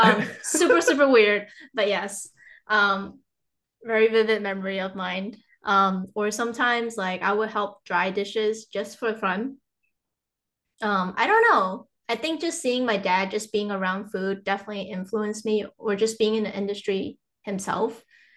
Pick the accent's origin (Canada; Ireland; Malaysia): Malaysia; So I'm from Malaysia. So I feel like even like back from like when my grandma or like my relatives would cook, I would just watch them